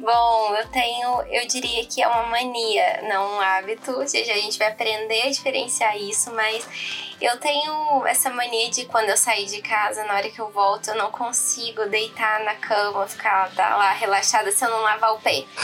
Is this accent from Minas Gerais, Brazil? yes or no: yes; Poços de Caldas, Minas Gerais, Brazil; sou de Poços de Caldas, aqui em Minas, sou mineirinha